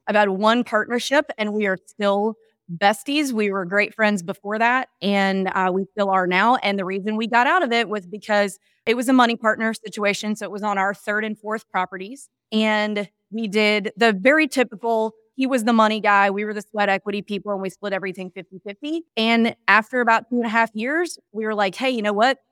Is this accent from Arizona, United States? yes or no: no; Mississippi, United States; grew up in an area that visited both of those markets all the time when I was a kid. I'm from Mississippi